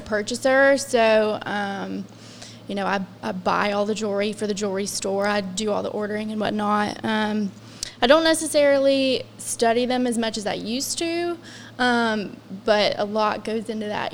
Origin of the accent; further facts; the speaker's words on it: Scott Depot, West Virginia, United States; moved away as an adult; now in South Charleston, United States; I'm originally from the Scott Depot area